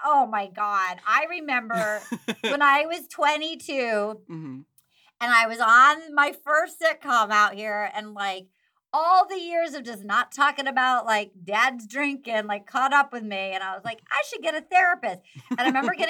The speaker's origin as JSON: {"language": "English", "town": "Little Compton", "region": "Rhode Island", "country": "United States", "tie": "born or raised there", "also_born_or_lived": "New York / Chicago", "moved": "as an adult", "lives_now": "Los Angeles, United States", "said": "I'm from Little Compton, Rhode Island."}